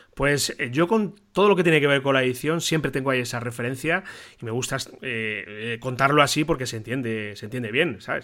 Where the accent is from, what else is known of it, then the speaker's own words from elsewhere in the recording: Toledo, Castilla-La Mancha, Spain; como toledano de aquí, de la ciudad donde vivo